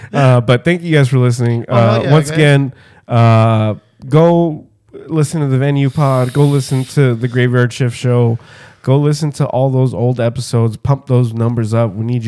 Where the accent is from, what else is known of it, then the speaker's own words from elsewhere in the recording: Brooklyn, New York, United States; Like, Brooklyn, where the fuck? Yeah, so I'm from Brooklyn.